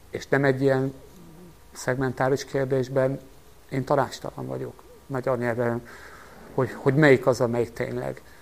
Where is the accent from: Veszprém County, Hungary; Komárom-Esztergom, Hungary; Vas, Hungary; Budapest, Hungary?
Veszprém County, Hungary; Pápa; born there; én eredetben pápai születésű vagyok